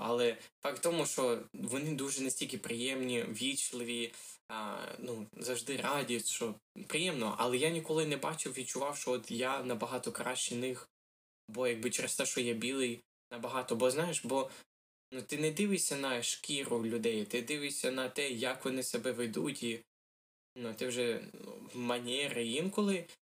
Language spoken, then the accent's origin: Ukrainian; Ukraine; moved away; я українець